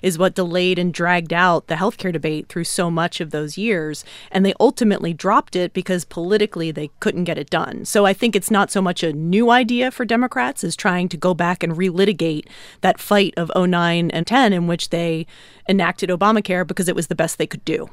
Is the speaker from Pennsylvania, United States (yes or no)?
yes; Philadelphia, Pennsylvania, United States; my hometown of Philly